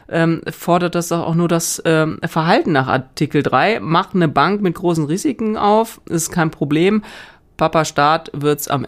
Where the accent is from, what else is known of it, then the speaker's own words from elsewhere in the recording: Northern Germany, Germany; ich komme ja eher aus Norddeutschland, ne? deswegen versuche ich mich gar nicht an, diesen, äh, an dieser rheinischen Mundart